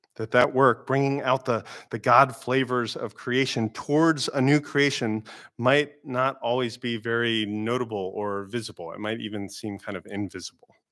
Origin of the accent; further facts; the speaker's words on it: Florida, United States; moved away; growing up in Florida